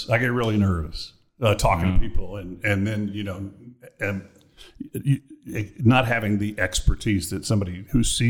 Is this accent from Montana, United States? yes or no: no; Austin, Texas, United States; moved away; I was born in Austin, Texas, baby.